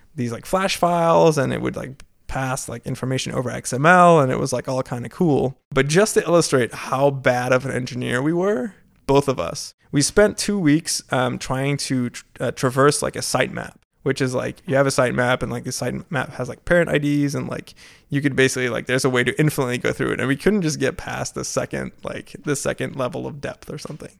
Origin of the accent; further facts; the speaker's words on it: Maastricht, Limburg, Netherlands; moved away as an adult; now in United States; back in my hometown of Maastricht